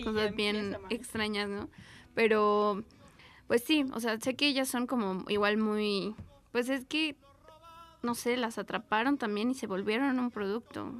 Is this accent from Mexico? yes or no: yes; Mexico City, Mexico; yo nací aquí en la Gustavo Madero